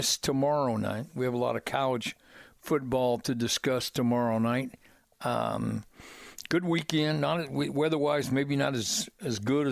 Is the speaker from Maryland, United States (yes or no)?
no; Plainfield, Indiana, United States; I'm a product of the Mid-State Conference, you know, being a Plainfield grad